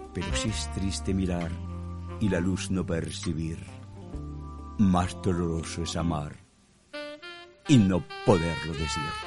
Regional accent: Mexico; nosotros aquí en México trabajamos hasta edad grande

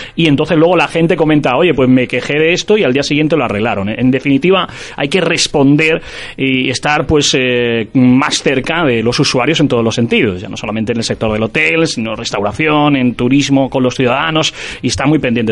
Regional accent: Vélez-Málaga, Andalusia, Spain; Yo soy de Vélez, Málaga, de la comarca de la Sarquía

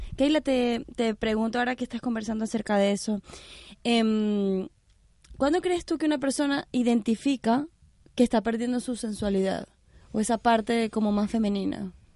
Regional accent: Venezuela; moved away; yo soy venezolana

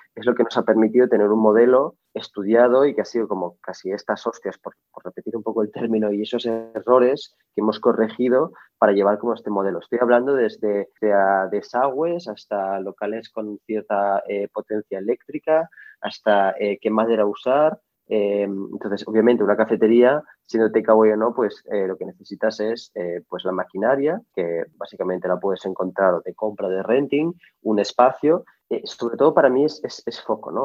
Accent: Barcelona, Catalonia, Spain; also born or lived in Paris, France; yo, soy de Barcelona, o sea, soy medio marroquí, Yo siempre, digo que soy medio marroquí, medio francés y medio español-catalán

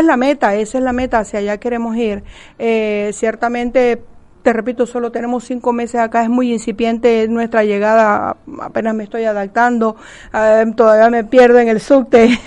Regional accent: Maracaibo, Zulia, Venezuela; moved away as an adult; now in Argentina; nuestro Maracaibo querido

